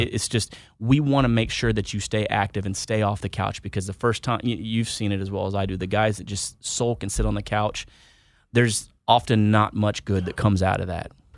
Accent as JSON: {"language": "English", "town": "Houston", "region": "Texas", "country": "United States", "tie": "born or raised there", "also_born_or_lived": "Wichita, Kansas", "moved": "yes", "said": "I am from Wichita, Kansas. Originally, I grew up in Houston, Texas, but I joined out of, uh, Wichita, Kansas"}